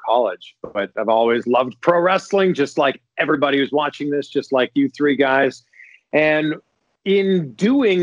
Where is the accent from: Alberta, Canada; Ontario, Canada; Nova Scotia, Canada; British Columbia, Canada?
Ontario, Canada; Toronto; moved away as an adult; also born or lived in Cleveland, Ohio / Miami, Florida / Cincinnati area, Ohio; now in Cincinnati, United States; I am from Toronto. I've been in the States for the last 10 years.